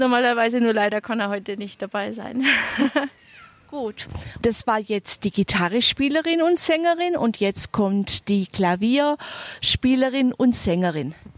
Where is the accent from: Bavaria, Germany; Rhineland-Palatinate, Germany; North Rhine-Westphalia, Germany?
Bavaria, Germany; near Altötting; Ich komme aus der Nähe von Altötting